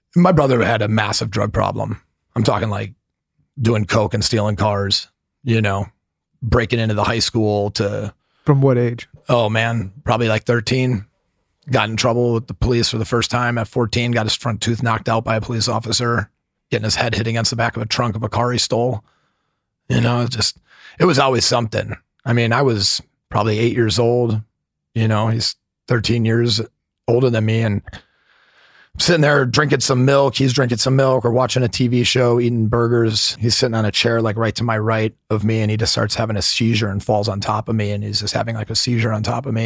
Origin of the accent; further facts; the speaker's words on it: Milwaukee, Wisconsin, United States; I grew up in Milwaukee, Wisconsin